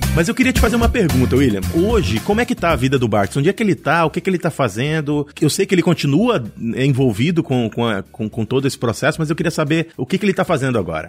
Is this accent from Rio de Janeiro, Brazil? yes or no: no; Paragominas, Pará, Brazil; also born or lived in Belém; Eu sou de Belém, eu sou de, do Pará, eu sou de Paragominas